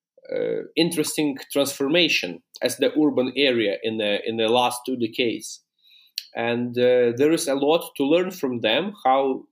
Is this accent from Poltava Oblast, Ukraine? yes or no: no; Lviv, Lviv Oblast, Ukraine; Lviv, my hometown